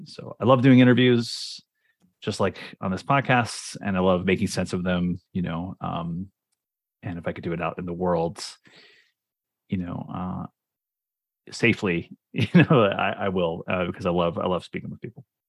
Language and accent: English; Cincinnati, Ohio, United States; moved away as an adult; now in Toronto, Canada; I'm from, uh, Cincinnati, Ohio, actually. So I um, did all of my schooling there from basically, you know, kindergarten to P H D